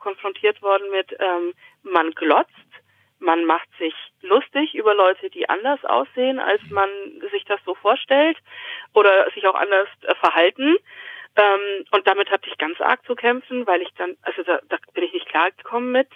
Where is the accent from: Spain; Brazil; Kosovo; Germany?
Germany; Augsburg, Bavaria; moved away as an adult; also born or lived in Romania; now in Aschaffenburg, Germany; ich komme aus Augsburg, aber eigentlich bin ich in Rumänien geboren